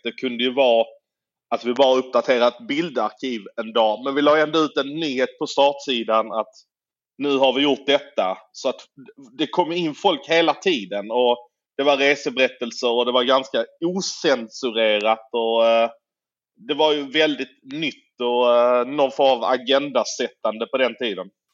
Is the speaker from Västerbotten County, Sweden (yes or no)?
no; Malmö, Skåne, Sweden; jag är ju född i Malmö. Jag har alltid varit Malmöbo.